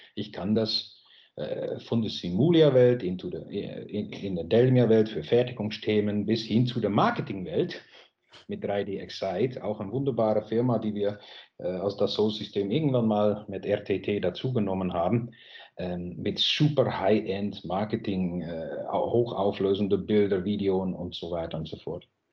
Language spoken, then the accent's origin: German; Netherlands; German is a second language; moved away as an adult; now in Germany; Ich lebe selber als Holländer auch jetzt schon 23 Jahre ungefähr in Deutschland